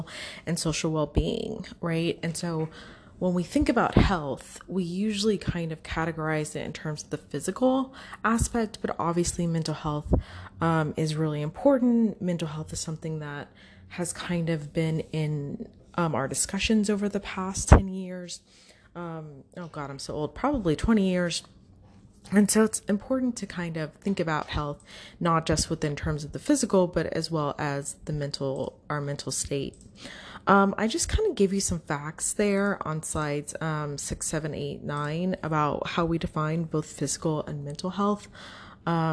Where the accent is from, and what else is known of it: United States